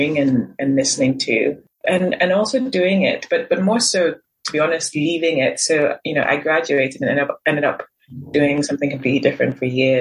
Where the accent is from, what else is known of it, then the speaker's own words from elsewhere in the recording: Nigeria; growing up in Nigeria, having Nigerian family